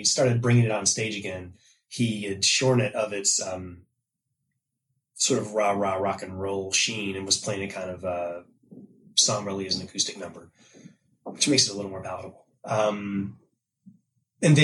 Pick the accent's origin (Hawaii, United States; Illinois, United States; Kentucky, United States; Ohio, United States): Kentucky, United States; I'm from Kentucky.